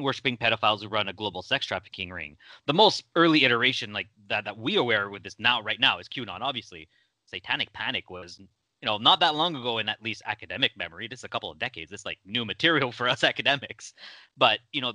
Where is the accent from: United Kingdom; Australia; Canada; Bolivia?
Canada; my home country of Canada.